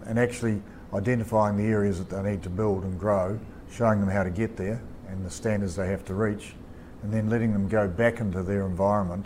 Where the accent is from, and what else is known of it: New Zealand